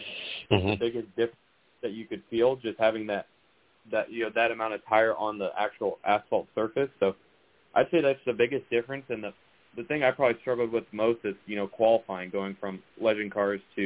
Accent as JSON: {"language": "English", "town": "Miami", "region": "Florida", "country": "United States", "said": "I'm from Miami"}